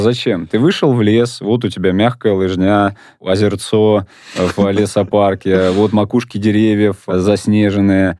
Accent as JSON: {"language": "Russian", "region": "Moscow", "country": "Russia", "tie": "born or raised there", "said": "я сам родился и вырос в Покровско-Стрешнево"}